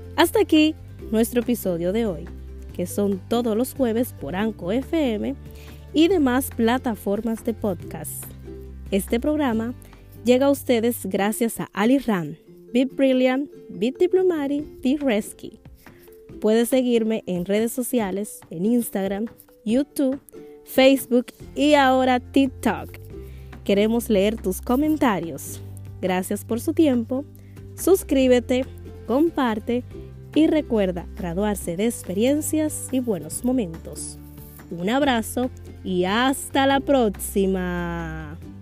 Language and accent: Spanish; Dominican Republic; Como buena dominicana